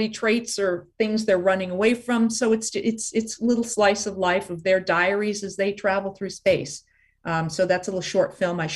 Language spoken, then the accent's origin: English; Los Angeles, California, United States; So she and my father ended up moving to LA just before I was born.